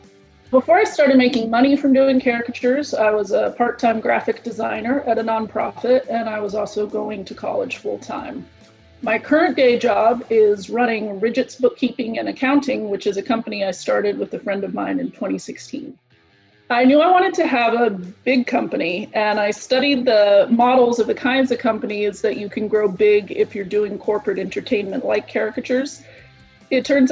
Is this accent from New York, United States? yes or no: no; San Diego, California, United States; I'm from San Diego, California